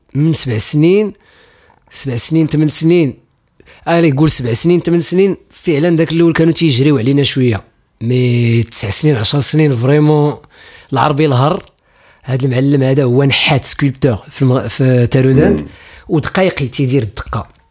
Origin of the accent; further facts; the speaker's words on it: Oulad Berhil, Souss-Massa, Morocco; also born or lived in Taroudant; عندنا في ولاد برحيل